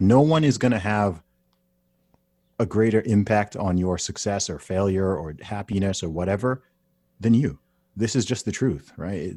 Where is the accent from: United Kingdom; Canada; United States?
United Kingdom; I'm a British citi-, citizen.